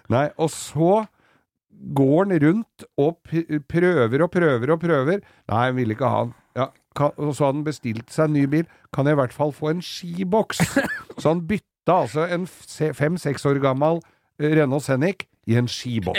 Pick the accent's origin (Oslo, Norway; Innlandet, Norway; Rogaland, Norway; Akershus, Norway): Oslo, Norway; der jeg kom fra, i Oslo øst